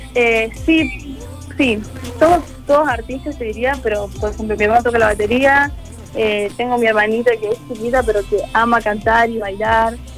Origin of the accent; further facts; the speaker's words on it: Córdoba, Argentina; soy de Córdoba